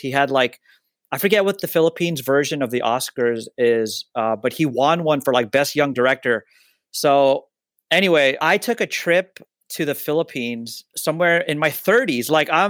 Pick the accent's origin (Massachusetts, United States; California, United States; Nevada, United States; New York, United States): California, United States; Los Angeles; I grew up in the States